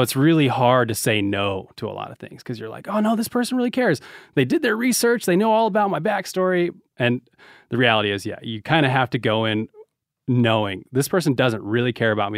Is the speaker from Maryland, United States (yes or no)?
no; Reno, Nevada, United States; we're from Reno